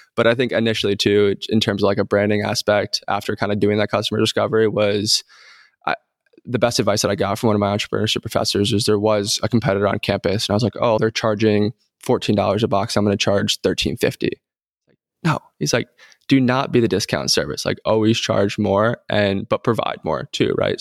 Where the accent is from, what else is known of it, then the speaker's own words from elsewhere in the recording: New York, United States; also born or lived in North Carolina; now in Texas, United States; I'm from New York.